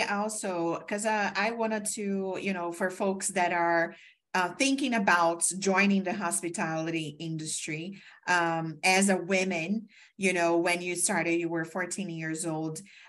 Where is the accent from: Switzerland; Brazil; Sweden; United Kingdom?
Brazil; first language Portuguese; English is a second language; now in United States; I also came from Brazil to the States